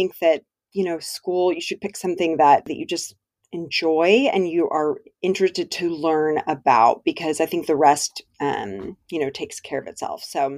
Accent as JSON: {"language": "English", "town": "Dallas", "region": "Texas", "country": "United States"}